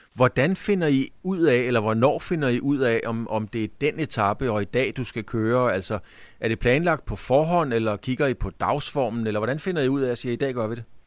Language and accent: Danish; Bornholm, Capital Region of Denmark, Denmark; jeg er jo fra Bornholm